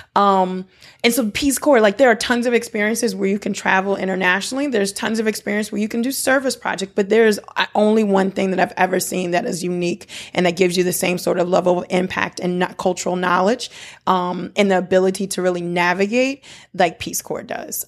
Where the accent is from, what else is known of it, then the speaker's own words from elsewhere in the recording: United States; also born or lived in Benin; I'm a Black American. Like, I, I'm very American, although my roots are African